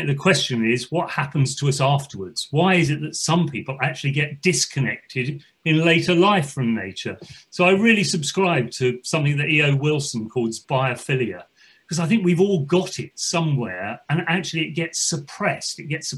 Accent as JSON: {"language": "English", "region": "London", "country": "United Kingdom", "tie": "born or raised there", "said": "I grew up in West London, so I wasn't exactly in the countryside."}